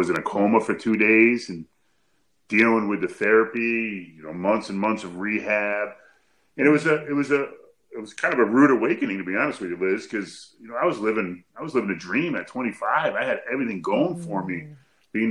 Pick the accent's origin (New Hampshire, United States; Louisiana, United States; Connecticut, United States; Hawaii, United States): Connecticut, United States; I'm from Connecticut. I'm about 2.5 hours away by car